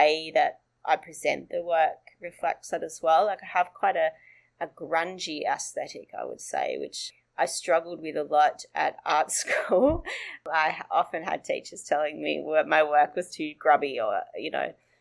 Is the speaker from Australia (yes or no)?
yes; northern New South Wales, Australia; now in Sydney, Australia; that's up in northern New South Wales, where I grew up